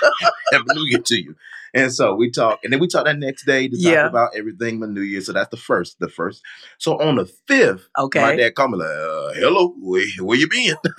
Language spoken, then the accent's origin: English; Fayetteville, North Carolina, United States; Yeah, born and raised Fayetteville, North Carolina.